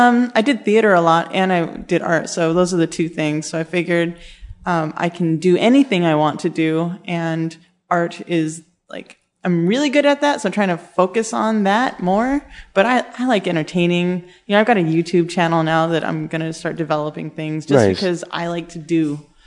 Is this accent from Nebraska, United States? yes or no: no; San Francisco, California, United States; I'm from San Francisco.